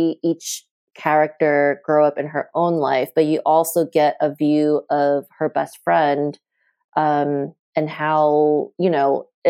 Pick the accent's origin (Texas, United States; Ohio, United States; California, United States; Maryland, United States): California, United States; Southern; also born or lived in Taipei, Taiwan / New York City; I grew up in Southern California. The other place that's important to this book is Taipei, and I was born there, and I came to the States when I was 8.